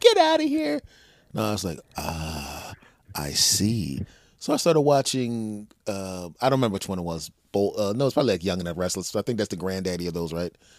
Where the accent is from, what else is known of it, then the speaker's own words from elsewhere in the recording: Philadelphia, Pennsylvania, United States; moved away; I grew up in Philly